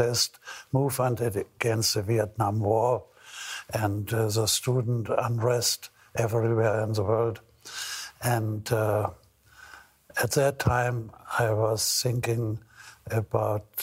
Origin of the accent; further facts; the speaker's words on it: Hamburg, Germany; also born or lived in Scotland; my hometown, Hamburg